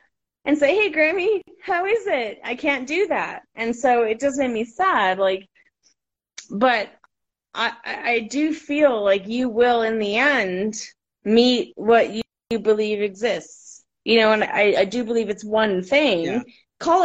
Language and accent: English; Florida, United States; moved away; I live in the desert. I grew up in Florida too